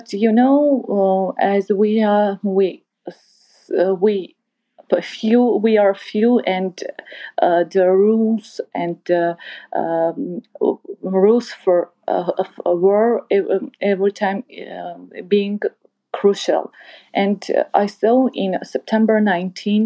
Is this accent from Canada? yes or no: no; Artsakh, Nagorno-Karabakh, Azerbaijan; English is a second language; moved away; I'm from Artsakh